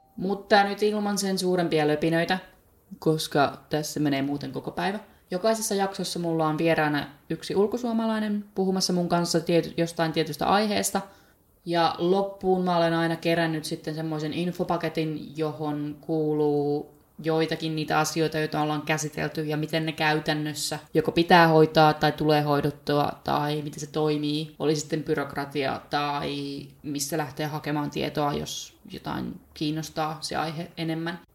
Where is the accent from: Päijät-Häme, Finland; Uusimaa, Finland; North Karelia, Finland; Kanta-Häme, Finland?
Päijät-Häme, Finland; by Lake Päijänne; moved away as an adult; also born or lived in Bristol, England; now in Cardiff, United Kingdom; itse olen kotoisin päijät Suomessa, sieltä Päijänteen rannalta. Jostain kumman syystä tämmöinen pienen maalaiskylän likka on päätynyt, päätynyt tänne Walesin pääkaupungin Cardiffiin